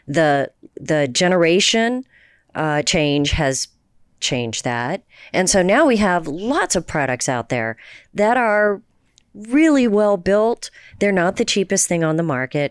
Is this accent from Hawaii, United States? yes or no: no; Houston, Texas, United States; also born or lived in New Jersey; I grew up in the in the suburbs of Houston.